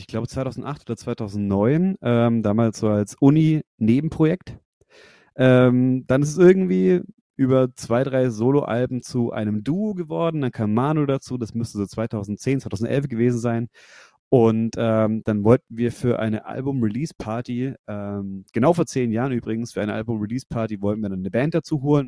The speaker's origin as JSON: {"language": "German", "area": "Nuremberg–Fürth area", "region": "Bavaria", "country": "Germany", "lives_now": "Fürth, Germany", "said": "wir kommen alle aus der Ecke Nürnberg, Fürth"}